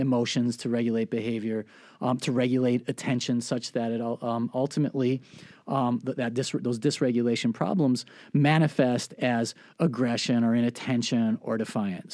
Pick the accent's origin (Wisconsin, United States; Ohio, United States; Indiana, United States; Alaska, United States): Wisconsin, United States; Milwaukee; I was raised in Milwaukee